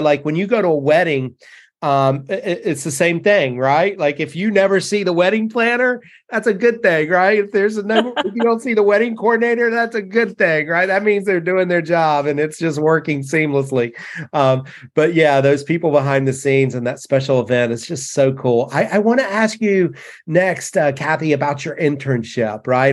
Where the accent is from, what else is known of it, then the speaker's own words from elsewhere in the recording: North Carolina, United States; this North Carolina kid